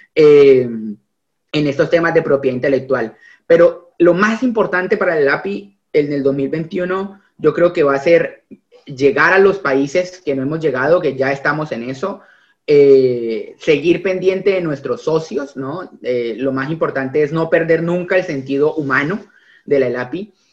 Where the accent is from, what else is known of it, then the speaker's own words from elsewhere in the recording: Neiva, Huila, Colombia; now in Buenos Aires, Argentina; Yo soy un opita. Yo antes de abogado, antes de, antes de colombiano, soy opita. Yo soy nacido en la provincia, en Neiva, a 35 grados de calor, orgulloso de mi ciudad, de mi departamento